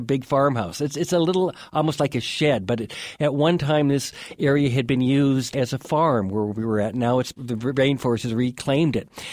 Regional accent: Two Harbors, Minnesota, United States; now in Montana, United States; I grew up on the north shore of Lake Superior in Minnesota, in a little town called Two Harbors

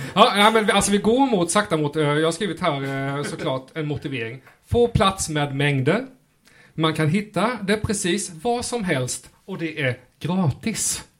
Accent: Rottne, Kronoberg County, Sweden; Som smålänning i Rottne.

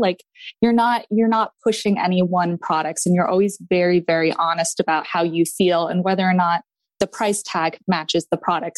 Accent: Maine, United States; I am from Maine

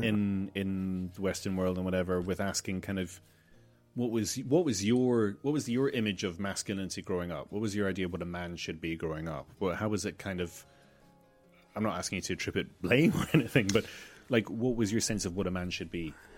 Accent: Malta; growing up in Malta

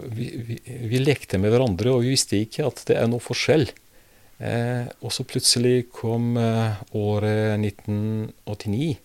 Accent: Prizren, Kosovo; Norwegian is a second language; moved away as an adult; also born or lived in Belgrade, Serbia / Split, Croatia / Montenegro / Bosnia and Herzegovina; now in Drammen, Norway; Jeg har oppvokst i Prizren, uh, som er nå Kosovo

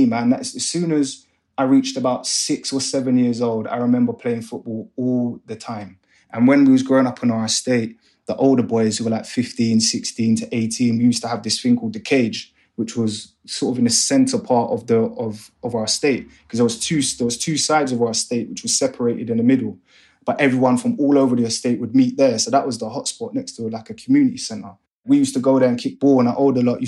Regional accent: London, United Kingdom; also born or lived in Hanwell / Ealing; I grew up in West London, still from West London, very proud to be from here. I'm from West

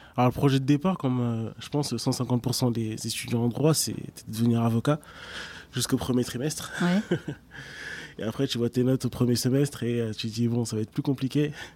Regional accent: Évry, Île-de-France, France; also born or lived in Argenteuil / Savigny-le-Temple / London; j'ai grandi en effet entre Argenteuil, Évry et Savigny-le-Temple. j'ai passé plus clair de, de, mon enfance à Évry.

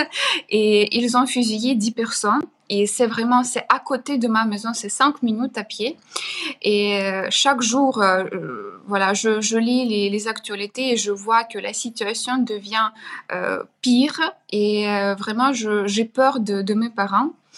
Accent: Chernihiv, Chernihiv Oblast, Ukraine; French is a second language; moved away; Ma ville natale, c'est Chernigov, C'est une hmm. ville au nord, d'Ukraine

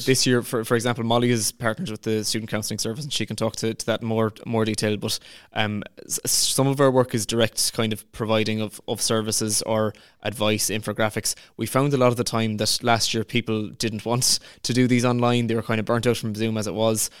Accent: Clarecastle, Munster, Ireland; I'm from Clarecastle in County Clare.

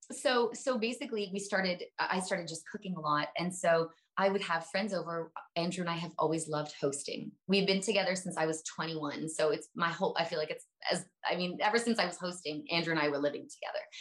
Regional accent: Canada; I'm Canadian.

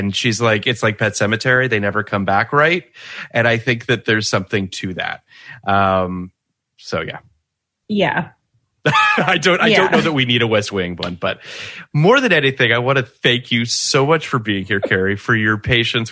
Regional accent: Canada; as a Canadian

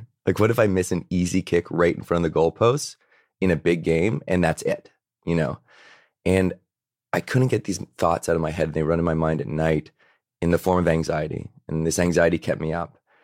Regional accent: Victoria, British Columbia, Canada; I grew up in Victoria, B C. So that's, that's an, on an island off of Vancouver

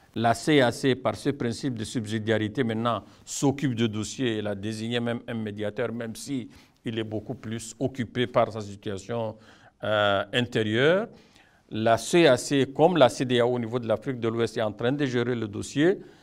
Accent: Chad; chez nous au Tchad

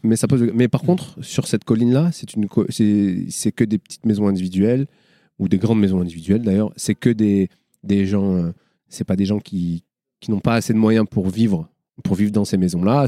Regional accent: Marseille, Provence-Alpes-Côte d'Azur, France; Je viens des quartiers nord de Marseille, mais je viens pas du ruisseau.

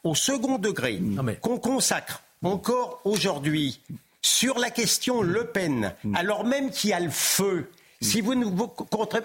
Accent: France; en tant que Français et en tant que Juif

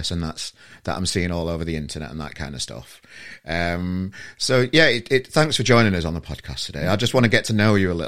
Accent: Sheffield, Yorkshire and the Humber, United Kingdom; I'm from Sheffield originally, if anybody didn't know, with this accent

